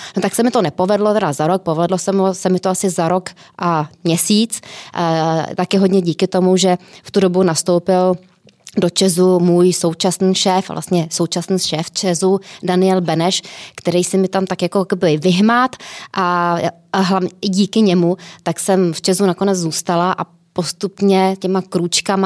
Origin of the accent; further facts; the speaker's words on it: Plzeň, Plzeň Region, Czechia; moved away as an adult; also born or lived in Prague; já jsem byla z Plzně, e, šla jsem do Prahy